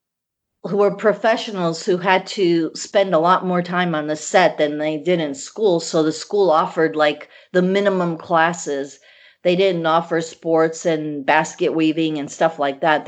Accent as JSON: {"language": "English", "town": "Chicago", "region": "Illinois", "country": "United States", "tie": "born or raised there", "also_born_or_lived": "Bosnia / Yugoslavia", "second_language": "English", "said": "I immigrated from Serbia, from Bosnia, actually, when I was a little girl, and to Chicago"}